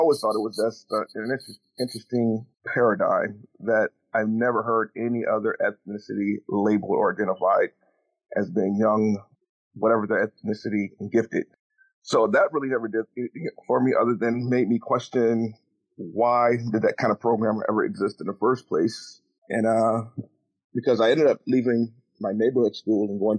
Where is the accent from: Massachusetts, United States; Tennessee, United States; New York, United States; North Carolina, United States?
New York, United States; Buffalo; also born or lived in Thomaston, Georgia; now in Charleston, United States; I was raised in Buffalo, New York